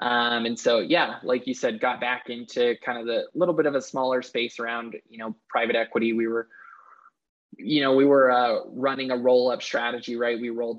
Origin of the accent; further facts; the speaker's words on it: Lehi, Utah, United States; Well, like you said, yeah, grew up watching Silicon Slopes kind of blossom and grow.